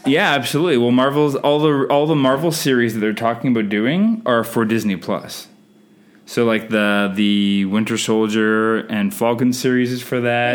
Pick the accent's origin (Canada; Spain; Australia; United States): Canada; I'm Canadian filmmaker